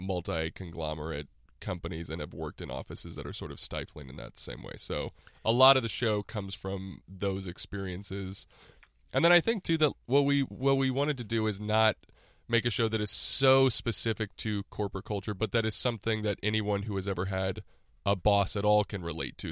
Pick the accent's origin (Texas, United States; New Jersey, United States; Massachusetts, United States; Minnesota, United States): Texas, United States; moved away as an adult; now in Los Angeles, United States; grew up in Texas mostly, and I went to college in Austin